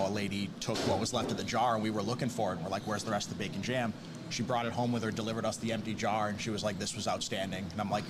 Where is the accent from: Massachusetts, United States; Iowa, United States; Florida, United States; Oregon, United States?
Massachusetts, United States; Brockton; We're born and raised Brocktonians.